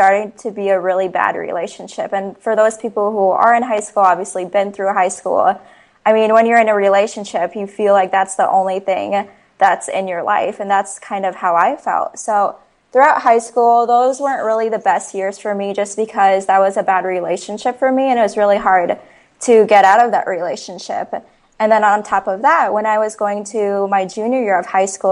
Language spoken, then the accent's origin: English; Ames, Iowa, United States; I was born and raised in Ames, Iowa. So I went to school here, elementary, middle